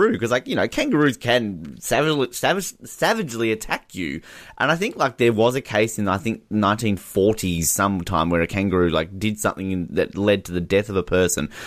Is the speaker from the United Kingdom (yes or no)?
no; Canada; Oh, I'm not afraid. I'm Canadian.